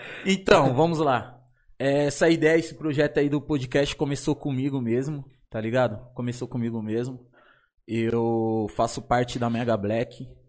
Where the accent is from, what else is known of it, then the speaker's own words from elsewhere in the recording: São Paulo, Brazil; eu sou da São Remo. Eu e o Vitinho nascido criado na São Remo